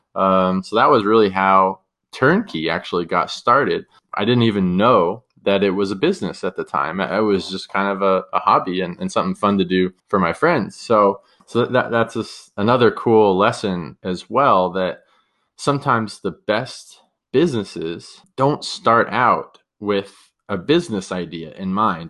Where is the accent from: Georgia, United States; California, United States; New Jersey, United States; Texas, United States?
California, United States; San Diego; also born or lived in San Luis Obispo, California / San Francisco, California; I'm from San Diego, California. Grew up down here, beautiful place to live